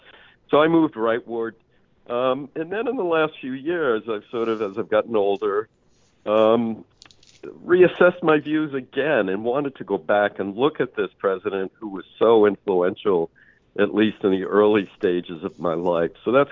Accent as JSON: {"language": "English", "region": "Massachusetts", "country": "United States", "tie": "born or raised there", "said": "I grew up in a Kennedy worshiping family. I grew up in Massachusetts. My mother is of Irish Catholic descent."}